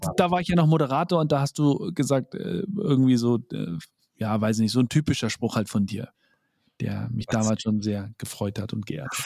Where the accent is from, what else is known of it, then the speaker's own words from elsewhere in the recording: Bavaria, Germany; bei uns in Bayern